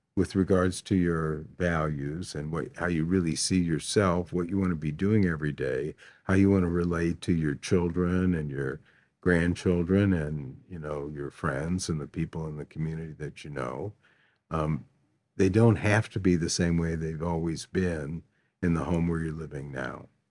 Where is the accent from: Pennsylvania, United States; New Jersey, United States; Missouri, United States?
Missouri, United States; St. Louis; I grew up here in Saint Louis, relatively poor.